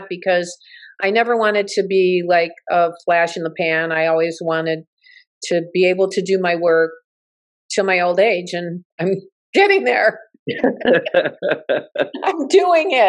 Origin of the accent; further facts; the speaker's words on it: Southfield, Michigan, United States; moved away as an adult; also born or lived in Oak Park, Michigan / Los Angeles; I'm from Southfield, you know, Oak Park, Southfield, Michigan. I'm not Hollywood